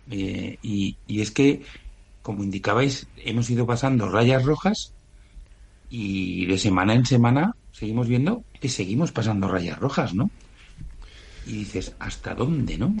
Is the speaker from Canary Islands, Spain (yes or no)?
yes; Canary Islands, Spain; como canario, cuando defiendo mi insularidad